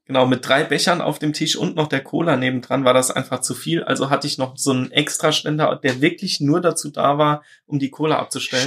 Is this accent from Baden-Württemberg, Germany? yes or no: no; Saarland, Germany; ich bin aus dem Saarland.